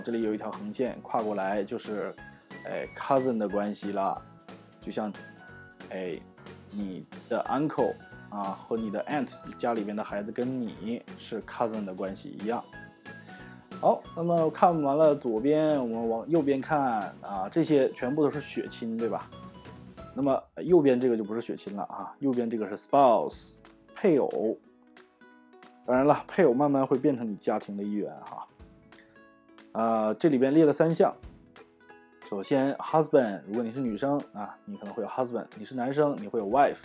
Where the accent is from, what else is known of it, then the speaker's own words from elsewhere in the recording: Northeast China, China; 我是东北人哈，所以我们叫老爷